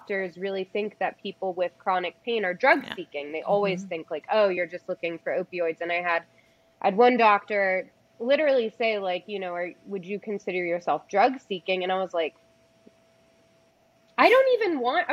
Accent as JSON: {"language": "English", "region": "East Coast", "country": "United States", "moved": "yes", "said": "I come from the East Coast originally"}